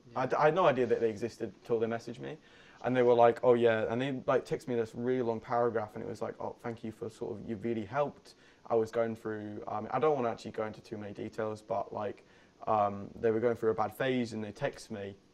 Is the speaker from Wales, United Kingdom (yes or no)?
no; Leeds, Yorkshire and the Humber, United Kingdom; Leeds Festival, my hometown